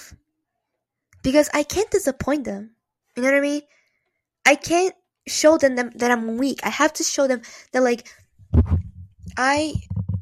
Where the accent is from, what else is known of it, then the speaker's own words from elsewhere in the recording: Brazil; now in United States; I am from Brazil. That's why the weird accent. But I am from there. So I was born there.